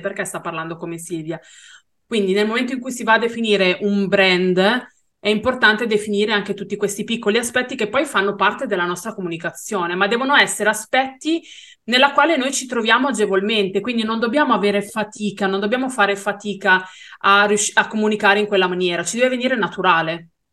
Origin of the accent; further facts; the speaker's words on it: Brianza, Lombardy, Italy; Io non sono veneta, sono brianzola